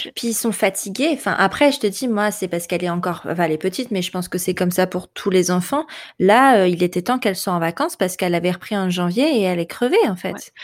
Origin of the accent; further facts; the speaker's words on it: France; chez nous, en France